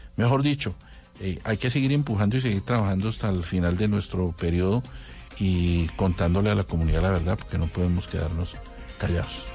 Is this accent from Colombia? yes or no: yes; Colombia; Somos más bien los, los colombianos